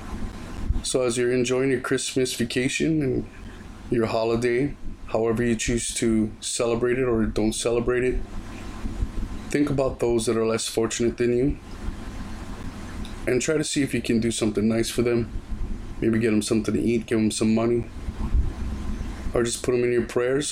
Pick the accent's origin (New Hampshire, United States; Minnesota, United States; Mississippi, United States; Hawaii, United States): Hawaii, United States; Oahu; my home island